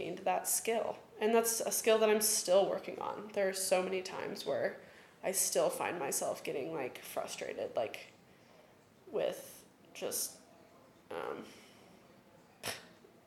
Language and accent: English; Johnson County, Kansas, United States; I grew up in Johnson County. I grew up in, like, the whitest county in Kansas, probably